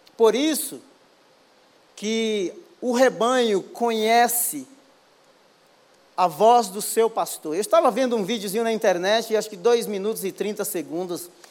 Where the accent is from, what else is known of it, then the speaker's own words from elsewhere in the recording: Baía Formosa, Rio Grande do Norte, Brazil; moved away; also born or lived in São Paulo / England; eu sou do Rio Grande do Norte, de uma praia chamada Bahia Formosa, nasci e me criei.